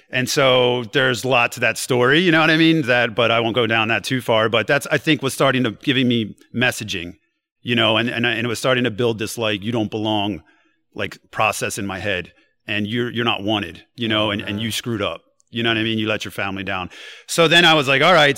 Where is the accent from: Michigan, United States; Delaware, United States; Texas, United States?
Delaware, United States; New Castle; I come from Newcastle, Delaware, and like I had some rough, you know. Uh, experiences growing there